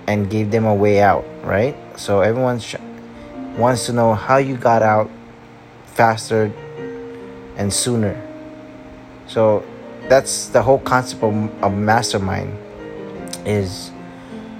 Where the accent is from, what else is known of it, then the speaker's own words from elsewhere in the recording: Philippines; I'm also Filipino